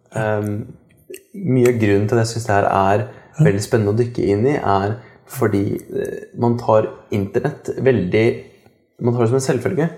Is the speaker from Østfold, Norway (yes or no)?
no; Kongsberg, Buskerud, Norway; jeg kommer fra Kongsberg sjøl